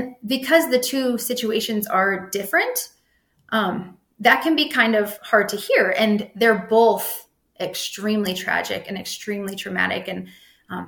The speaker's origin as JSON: {"language": "English", "region": "Nebraska", "country": "United States", "said": "I'm from Nebraska"}